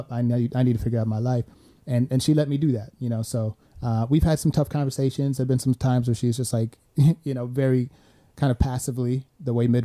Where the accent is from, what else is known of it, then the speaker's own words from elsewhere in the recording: Sweden; I came from Sweden, her, his, which his is socialist.